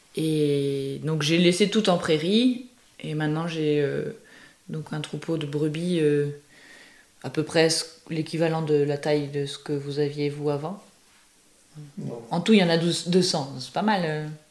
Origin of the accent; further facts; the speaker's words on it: Brittany, France; moved away; Je suis originaire de Bretagne